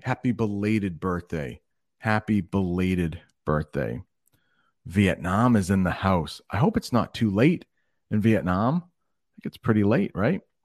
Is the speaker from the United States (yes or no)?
yes; United States; in the United States, we often like to think of ourselves as non-conforming